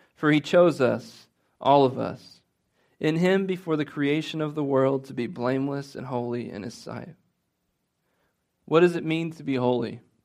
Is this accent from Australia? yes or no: no; Midwest, United States; I'm guilty of being a Midwesterner